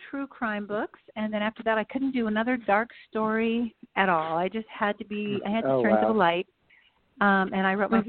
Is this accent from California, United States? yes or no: yes; California, United States; moved away as an adult; also born or lived in Virginia / Ann Arbor, Michigan / Northwest United States; now in Nashville, United States; we moved to California when I was 10.